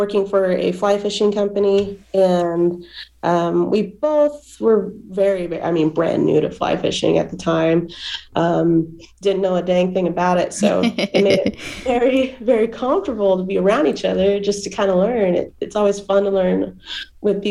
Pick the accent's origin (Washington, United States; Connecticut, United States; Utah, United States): Utah, United States; Salt Lake City; also born or lived in California; I'm from Salt Lake City, Utah